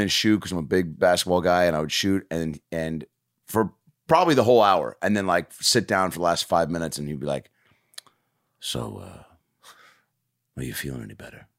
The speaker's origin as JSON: {"language": "English", "town": "Lake Forest Park", "region": "Washington", "country": "United States", "tie": "born or raised there", "said": "I'm growing up in Lake Forest Park, Washington"}